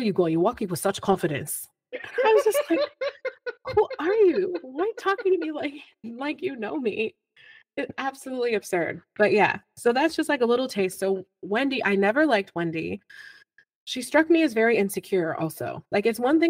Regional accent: Buffalo, New York, United States; I was born and raised in Buffalo, New York

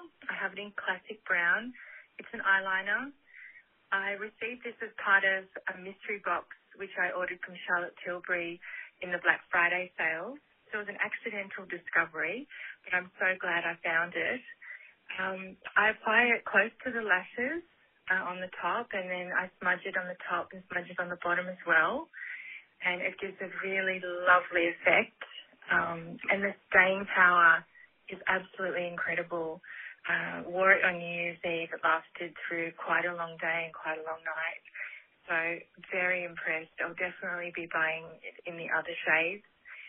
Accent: Sydney, New South Wales, Australia; I'm from Sydney, Australia.

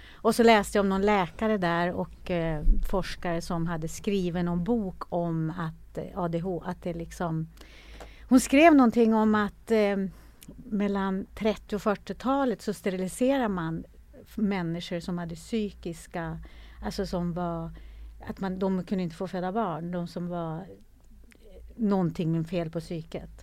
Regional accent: Norrland, Sweden; jag är ju född i Norrland, en liten by i Norrland

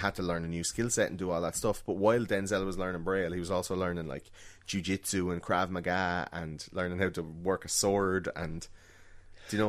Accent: Ireland

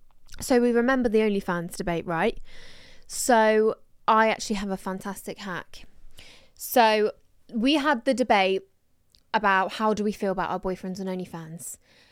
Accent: Croydon, London, United Kingdom; I'm from Croydon and I'm 19.

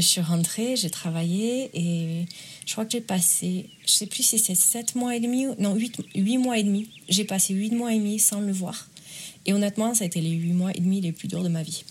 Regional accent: France; accent: accent chantant du sud de la France; now in Asheville, United States; je suis en Caroline du Nord. Et je viens des Pyrénées, en France.

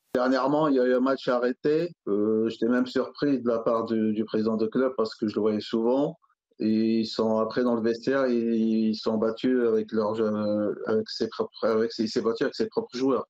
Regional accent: Alfortville, Île-de-France, France; j'ai grandi à Alfortville

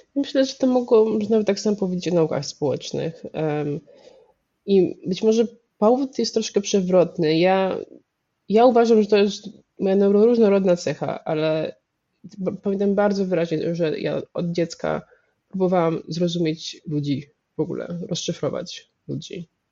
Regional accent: Warsaw, Masovian Voivodeship, Poland; jestem z Warszawy i moja rodzina jest dość warszawska, y, bardzo warszawska, głównie warszawska

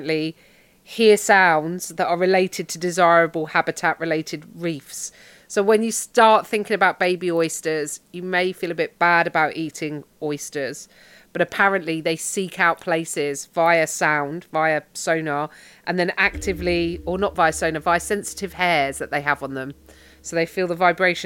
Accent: London, United Kingdom; accent: Cockney; I'm Cockney

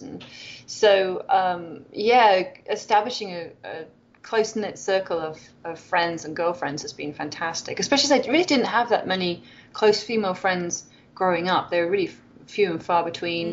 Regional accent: Wales, United Kingdom; moved away as an adult; now in Loma Linda, United States; I'm from Wales

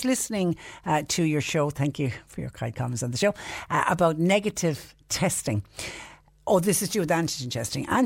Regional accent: Ireland; moved away; On a positive, it is great to see that my home country of Ireland is reopening.

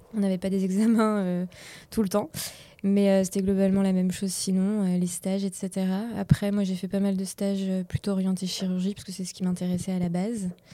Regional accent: Laval, Pays de la Loire, France; now in Angers, France; je viens de Laval

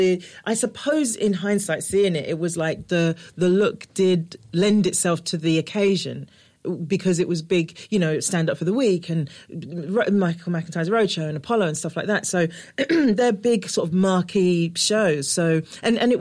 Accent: London, United Kingdom; I'm from Newham.

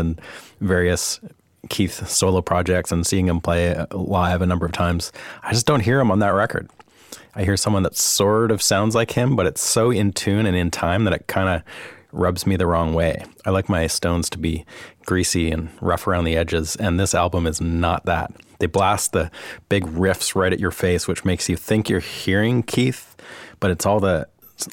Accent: Canada; now in Nashville, United States; I'm Canadian

